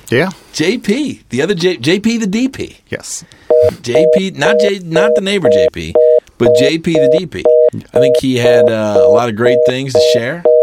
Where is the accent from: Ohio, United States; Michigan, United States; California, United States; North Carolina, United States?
Ohio, United States; Cincinnati; we're from Cincinnati. We're a flyover